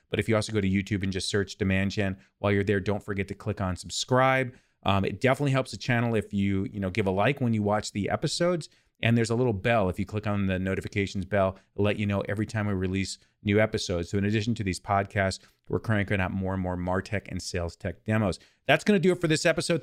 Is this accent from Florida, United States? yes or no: no; California, United States; I'm from California